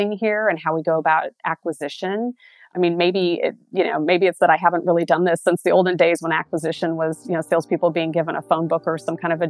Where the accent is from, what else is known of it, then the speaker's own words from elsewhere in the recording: Des Moines, Iowa, United States; I was born and raised in Des Moines, Iowa, and I grew up there in the 70s and 80s.